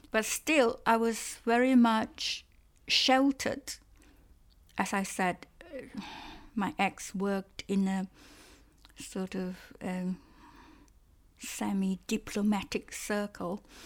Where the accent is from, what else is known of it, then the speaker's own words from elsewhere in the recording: Malaysia; first language Cantonese; English is a second language; moved away as an adult; also born or lived in Strasbourg, France; now in United Kingdom; when I was a child growing up in Malaysia